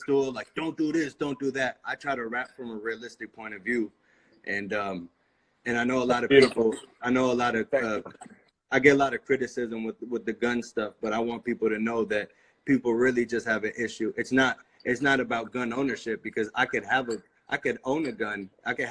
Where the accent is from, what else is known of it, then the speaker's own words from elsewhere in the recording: United States; I'm just as American as they are. You know, I was born here. 100%. I've never lived anywhere else.